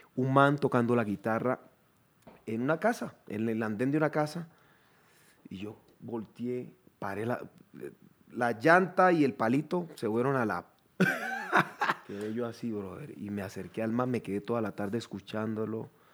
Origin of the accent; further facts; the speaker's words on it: Chocó, Colombia; moved away as an adult; also born or lived in Quibdó / Bogotá / Cali / New York; Yo soy del Chocó